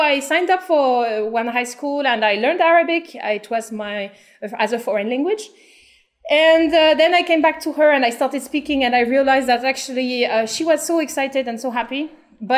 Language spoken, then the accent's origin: English; France; moved away as an adult; now in Cairo, Egypt; I'm originally from France. I've been raised in France.